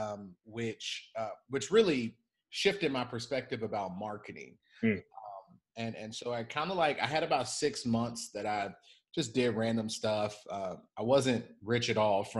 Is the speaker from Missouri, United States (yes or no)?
no; Chicago, Illinois, United States; moved away as an adult; also born or lived in San Diego; born and raised in Chicago